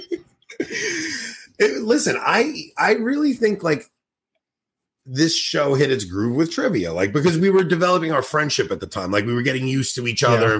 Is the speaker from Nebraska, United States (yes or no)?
no; New York City, New York, United States; I'm from New York